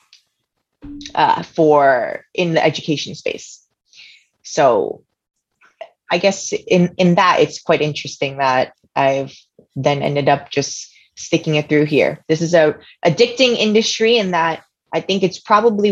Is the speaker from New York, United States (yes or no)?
yes; New York City, New York, United States; I'm actually one of the few weirdos that were actually born and raised in New York City